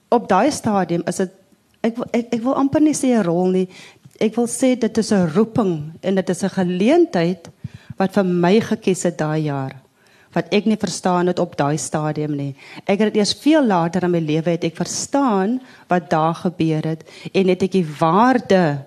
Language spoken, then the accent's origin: Afrikaans; Wellington, Western Cape, South Africa; 'n Wellingtoner waar ek vandaan kom